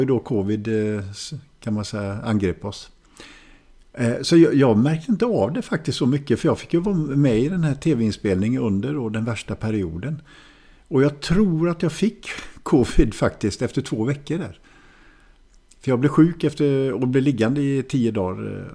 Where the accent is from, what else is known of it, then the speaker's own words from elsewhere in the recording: Hallstahammar, Västmanland, Sweden; also born or lived in Västerås / Germany; jag växte upp i Hallstahammar som inte är långt från Västerås